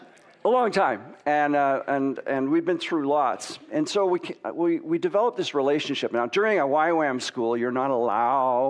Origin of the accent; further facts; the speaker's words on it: Waterloo, Ontario, Canada; I grew up in Waterloo, and I had a pretty sort of normal life, lived in a rural environment.